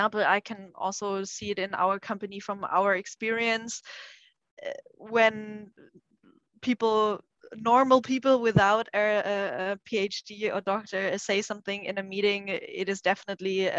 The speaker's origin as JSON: {"language": "English", "country": "Germany", "tie": "born or raised there", "also_born_or_lived": "China", "said": "I'm born and raised in Germany"}